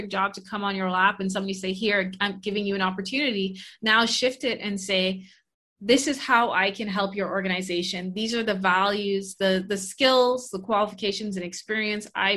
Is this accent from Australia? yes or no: no; Bahamas; moved away as an adult; also born or lived in Canada; I'm originally from the Bahamas